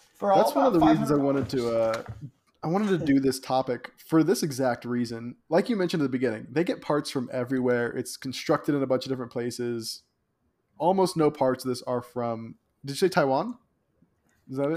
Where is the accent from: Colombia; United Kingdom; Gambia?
Colombia; I'm you know from Colombia